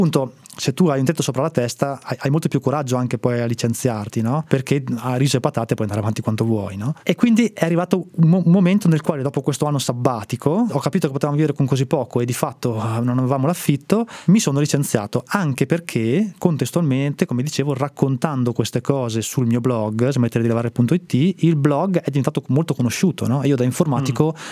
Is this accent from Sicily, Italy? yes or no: no; Trentino-Alto Adige, Italy; moved away as an adult; also born or lived in Rome / Bologna / Milan / Parma; sono originario del Trentino